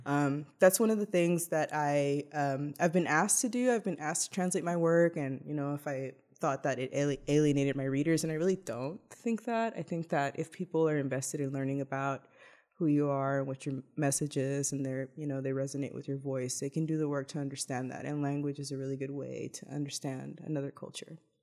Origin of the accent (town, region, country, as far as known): Laredo, Texas, United States; born or raised there; moved away